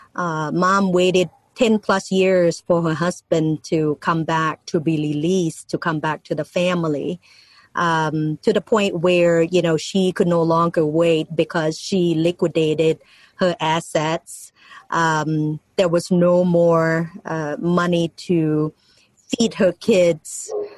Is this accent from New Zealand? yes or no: no; Ban Sombang, Laos; English is a second language; now in United States; I was born in Laos, and um, the name of the little town is called Ban Sombang